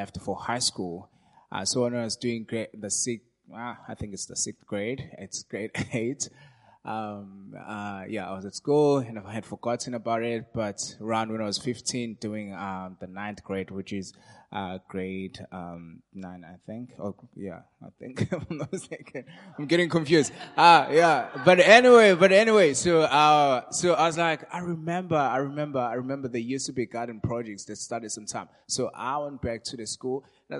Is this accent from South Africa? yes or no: yes; South Africa; I grew up in Dustinook. It's in West Devon Township. yeah, so that's where I come from.